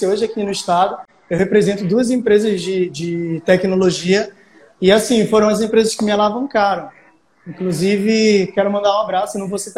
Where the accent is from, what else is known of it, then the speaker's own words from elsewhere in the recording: Pará, Brazil; now in Amapá, Brazil; eu sou aqui do Amapá. Eu sou um paraense que vive no Amapá há tanto tempo que me considero macapaense.